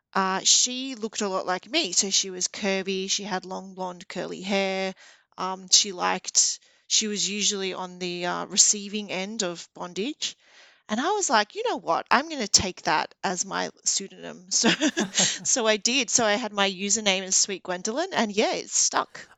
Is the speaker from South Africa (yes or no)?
no; Melbourne, Victoria, Australia; I'm from Melbourne, Australia